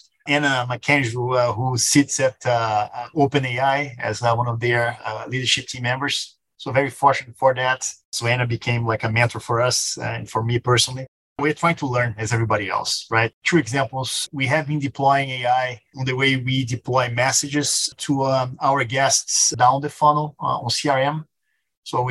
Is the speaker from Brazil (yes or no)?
yes; Rio de Janeiro, Brazil; English is a second language; moved away as an adult; now in United States; I'm from Brazil, born and raised, born in Rio.